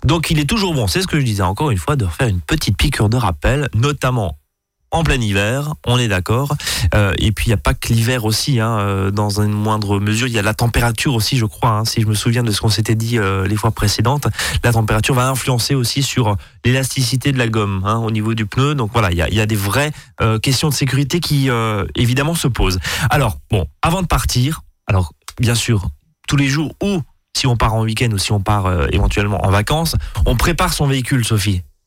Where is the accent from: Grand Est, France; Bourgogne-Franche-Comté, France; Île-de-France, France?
Grand Est, France; Alsace; chez nous en Alsace